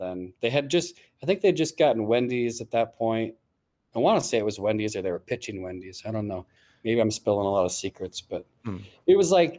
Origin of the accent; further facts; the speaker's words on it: Golden, Colorado, United States; moved away as an adult; I'm from like the western suburbs of Denver.